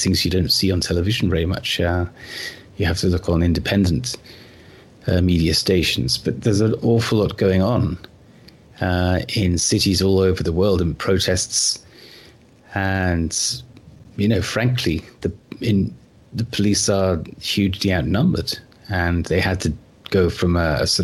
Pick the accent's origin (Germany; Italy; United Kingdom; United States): United Kingdom; I grew up in the United Kingdom